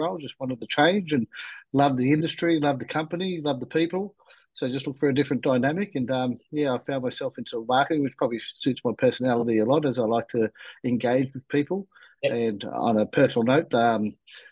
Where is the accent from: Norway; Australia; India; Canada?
Australia; I was actually born in Australia.